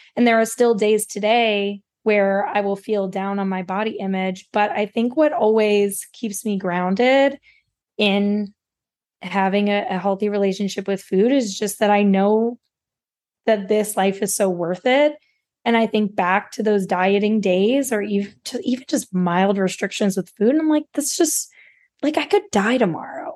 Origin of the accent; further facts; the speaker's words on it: West Virginia, United States; I grew up in West Virginia, there is no dietitian in my hometown